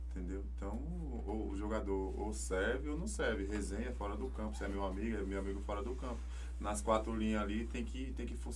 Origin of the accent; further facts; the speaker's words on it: São Paulo, Brazil; also born or lived in Bahia; eu nasci na Bahia, né?